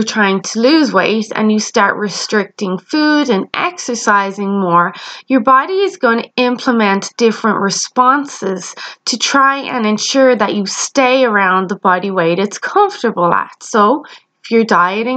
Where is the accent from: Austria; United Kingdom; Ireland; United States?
Ireland; You may have noticed I have an accent. Yes, I am Irish